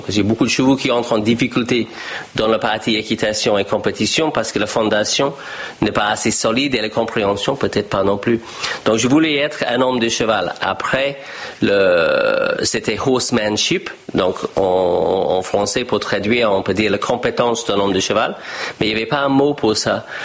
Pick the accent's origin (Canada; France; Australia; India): Australia; French is a second language; moved away as an adult; also born or lived in United States; j'ai discuté avec ma famille en Australie et je dis, je ne vais pas reprendre la ferme familiale